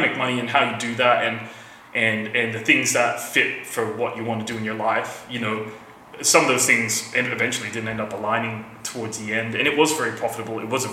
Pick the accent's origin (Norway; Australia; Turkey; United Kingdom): Australia; Rockingham, Western Australia; also born or lived in Quezon City, Philippines; I grew up in Rockingham, I knew all about the business